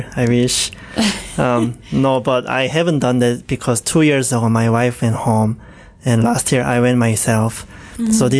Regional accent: Changwon, South Gyeongsang, South Korea; English is a second language; now in Hamilton, Canada; my hometown is very south of South Korea, southeast, called Changwon.

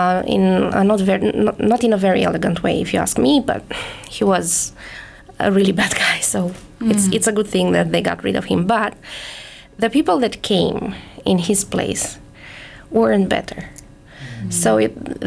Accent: Bucharest, Romania; moved away as an adult; now in Canada; I was born in Bucharest, which is the capital city, so I'm a big city girl. I lived my whole life in a very crowded metropolis

